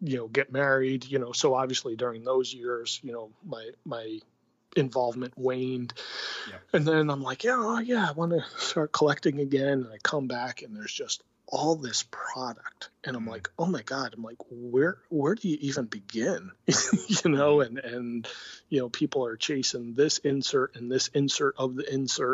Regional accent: Connecticut, United States; I grew up in Connecticut and grew up a Mets fan

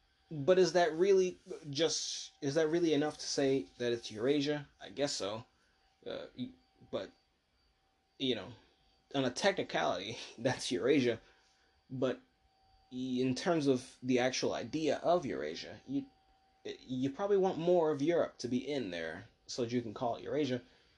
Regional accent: United States; I'm an American and I don't even want to be sanctioning everybody.

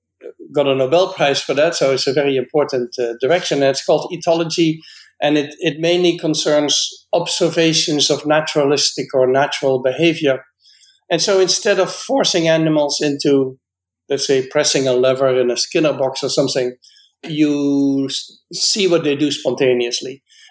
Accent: Netherlands; born there; I was born in the Netherlands and I'm a biologist.

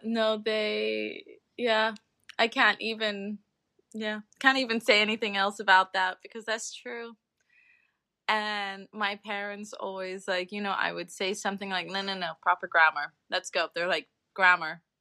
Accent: Sint Maarten; born or raised there; moved away as an adult; also born or lived in United Kingdom

